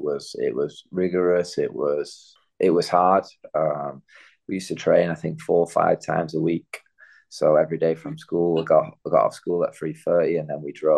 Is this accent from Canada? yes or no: no; Bolton, North West England, United Kingdom; now in United States; I grew up in Bolton.